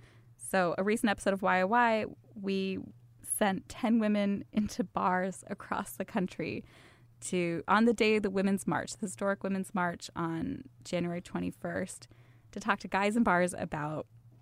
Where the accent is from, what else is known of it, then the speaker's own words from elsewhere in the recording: Midwest, United States; Yeah, I grew up in the Midwest. I went to like pretty standard suburban high schools.